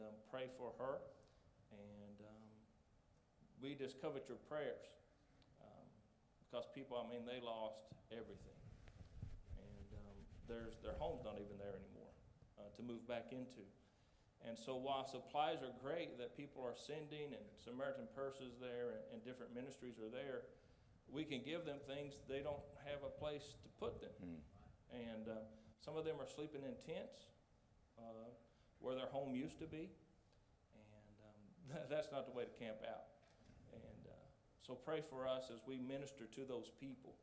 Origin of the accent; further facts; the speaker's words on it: Appalachia, United States; the spirit of the mountain people is we're Appalachian strong